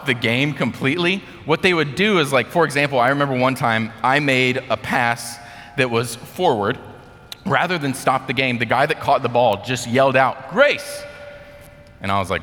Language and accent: English; United States; as an American